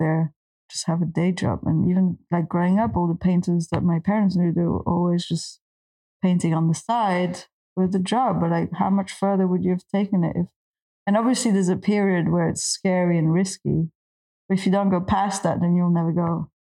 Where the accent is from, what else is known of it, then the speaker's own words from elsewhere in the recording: Belgium; I grew up in Belgium in countryside